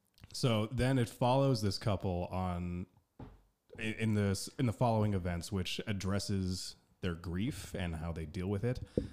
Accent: United States; moved away; I'm from the United States

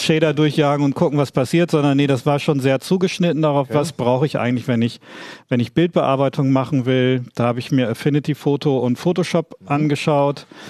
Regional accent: East Frisia, Lower Saxony, Germany; dass ich Ostfriese bin

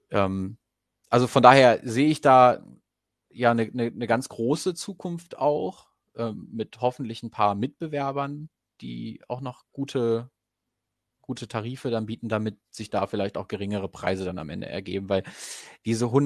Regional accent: Goslar, Lower Saxony, Germany; Ich komme ja ursprünglich aus Goslar und habe das dann relativ relativ schnell irgendwie durch lokale Nachrichten auch mitbekommen.

